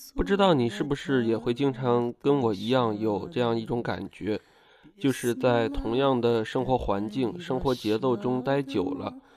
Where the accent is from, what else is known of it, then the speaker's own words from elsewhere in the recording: Inner Mongolia, China; 我自己是在内蒙古出生长大，虽然我家在城市里面就是没有真正去过过那种牧民生活